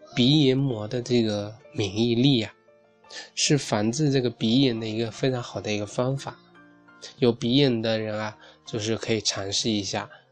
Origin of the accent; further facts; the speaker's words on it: China; 我们中国人